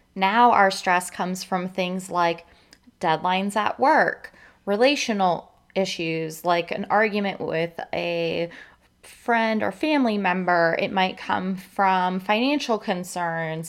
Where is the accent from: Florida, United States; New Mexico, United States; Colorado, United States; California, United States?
Florida, United States; living in and growing up in Florida